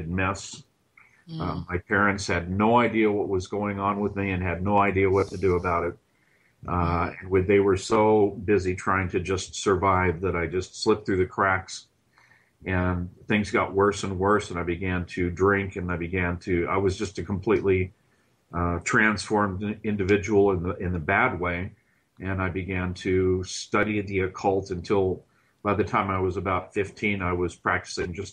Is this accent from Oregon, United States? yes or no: no; Southern California, United States; I grew up in Southern California